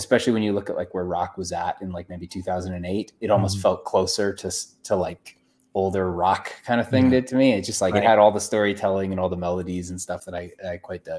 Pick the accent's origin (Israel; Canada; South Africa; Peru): Canada; Calgary, Alberta; moved away; also born or lived in Vancouver; I grew up in Calgary, which it's not Tennessee, but like there's a lot of country music there